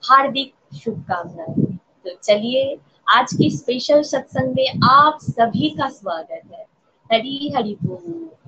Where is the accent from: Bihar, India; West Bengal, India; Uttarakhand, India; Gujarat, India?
West Bengal, India; और मैं वेस्ट बंगाल से बिलोंग करती हूँ